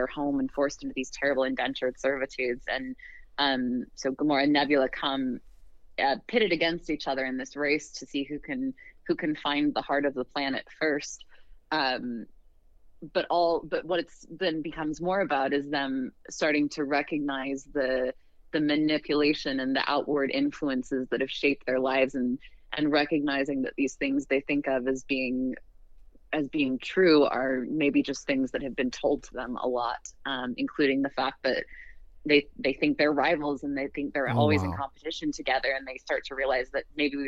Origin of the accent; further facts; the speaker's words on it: Western United States, United States; I grew up in the Western United States and sort of grew up with this Red Rock and cowboys and ranches and mines and ghost towns